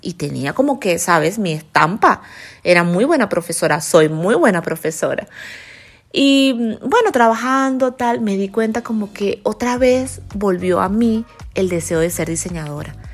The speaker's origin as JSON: {"language": "Spanish", "town": "Guanare", "region": "Portuguesa", "country": "Venezuela", "tie": "born or raised there", "also_born_or_lived": "United States", "moved": "as an adult", "said": "esa ciudad de donde yo soy se llama Guanare, en Venezuela, es una ciudad muy pequeña"}